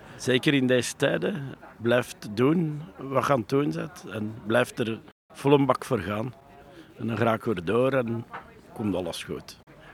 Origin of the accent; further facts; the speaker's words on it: Leuven, Flanders, Belgium; also born or lived in Hoegaarden / Huldenberg; Ik kom uit Leuven